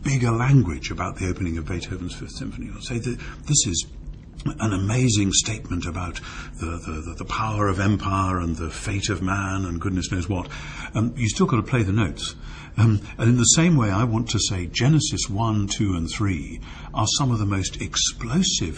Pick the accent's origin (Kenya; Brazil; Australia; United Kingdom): United Kingdom; as a Brit